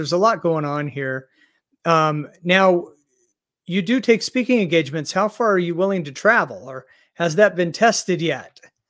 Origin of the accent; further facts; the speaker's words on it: Oregon, United States; also born or lived in Arizona / Texas / New Mexico; now in Iowa, United States; I grew up in Oregon and I'm just a snow lover. But, after, almost 40 years in Arizona and Texas and New Mexico